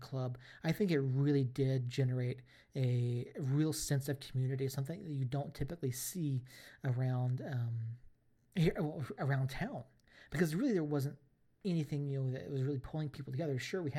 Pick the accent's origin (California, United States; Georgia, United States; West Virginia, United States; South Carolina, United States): Georgia, United States; Atlanta; now in New Mexico, United States; I'm 1,500 miles away, 1,800 miles away from Atlanta, from my hometown club.